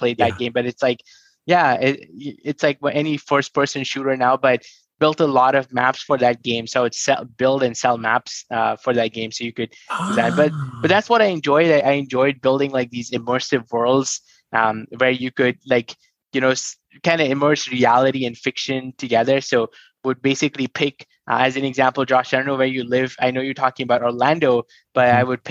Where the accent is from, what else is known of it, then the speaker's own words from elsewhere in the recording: New Delhi, Delhi, India; I come from New Delhi, born in a very humble family